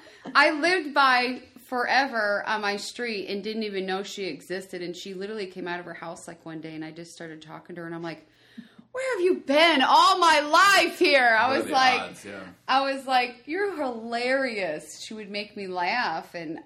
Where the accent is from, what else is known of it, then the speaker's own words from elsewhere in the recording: Michigan, United States; moved away as an adult; also born or lived in Colorado Springs, Colorado / Louisiana / Normal, Illinois; now in Tennessee, United States; And then before that, I lived in Louisiana. But I'm originally from Michigan. That's where I grew up, born and raised. But I moved from Michigan to Colorado Springs to Louisiana to Illinois.